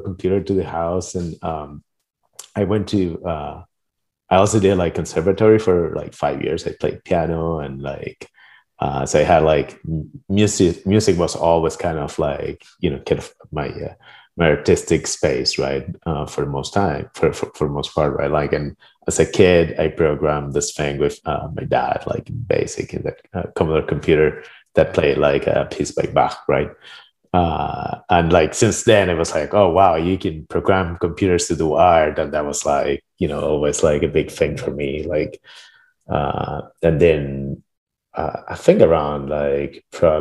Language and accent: English; Argentina; moved away; I'm originally from Argentina, right? And my mom was computer scientist